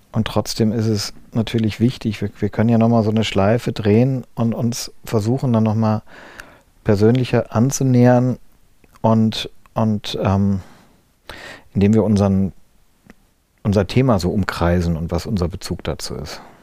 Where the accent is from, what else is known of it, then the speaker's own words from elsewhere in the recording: Wiesbaden, Hesse, Germany; moved away; also born or lived in Berlin; in Wiesbaden, wo ich aufgewachsen bin